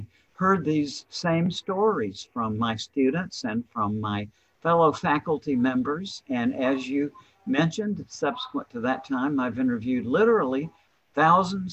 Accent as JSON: {"language": "English", "region": "the South", "country": "United States", "said": "I'm from the South."}